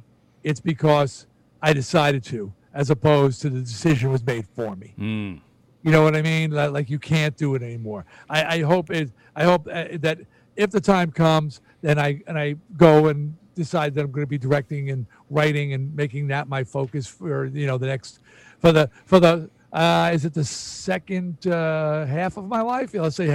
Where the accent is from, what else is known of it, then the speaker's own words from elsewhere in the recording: New Jersey, United States; I grew up on rock. I'm from Jersey.